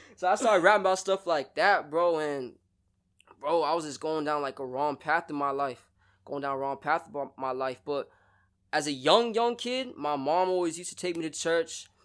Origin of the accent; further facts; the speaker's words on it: Broward County, Florida, United States; also born or lived in Sarasota; I'm from the Broward County area